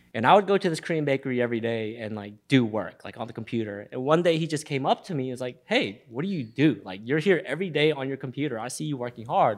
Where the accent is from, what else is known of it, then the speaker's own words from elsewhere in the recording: Memphis, Tennessee, United States; Born and raised in Memphis, Tennessee